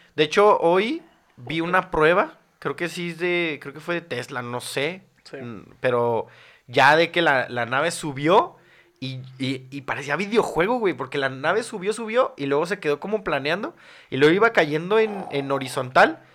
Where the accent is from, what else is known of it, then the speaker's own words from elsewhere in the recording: Mexico City, Mexico; yo soy del Distrito Federal de la Ciudad de México